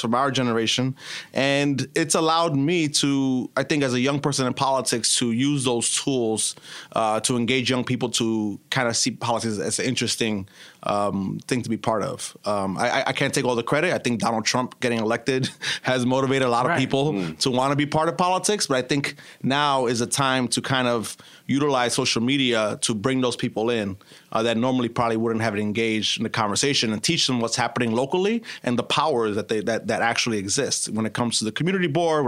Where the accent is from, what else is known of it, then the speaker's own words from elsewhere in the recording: New York City, New York, United States; I was born and raised in Brooklyn.